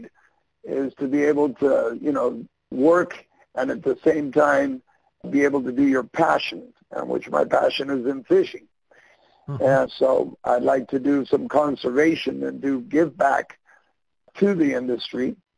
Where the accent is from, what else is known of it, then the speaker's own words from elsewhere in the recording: Panama City, Panama; But yeah, so I grew up here in Panama City. I went to school with the kids in the canal zone. That's why you hear my English, and you're like, well, you didn't sound very Panamanian.